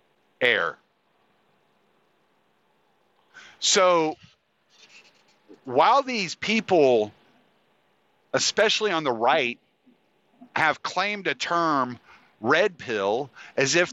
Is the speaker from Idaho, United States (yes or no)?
no; Moss Bluff, Louisiana, United States; my hometown of Moss Bluff, Louisiana